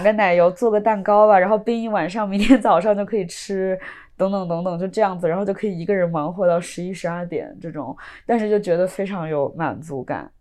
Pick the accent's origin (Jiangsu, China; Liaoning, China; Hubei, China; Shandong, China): Hubei, China; Wuhan; moved away; 我是武汉人嘛，然后我从小吃了很多湖北菜